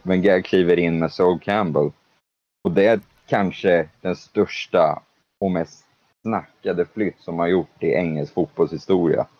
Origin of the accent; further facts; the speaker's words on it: Sweden; moved away as an adult; also born or lived in London / United States / Leeds; Många vet ju liksom att jag var svensk